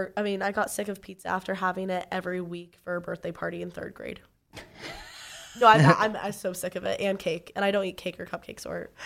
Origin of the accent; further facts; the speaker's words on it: Canada; I'm Canadian, but I can't survive the cold.